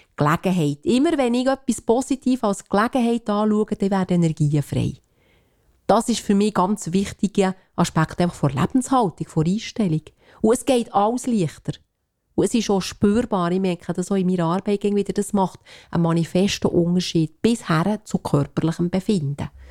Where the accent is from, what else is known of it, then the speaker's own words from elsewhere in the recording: Switzerland; wir als Schweizer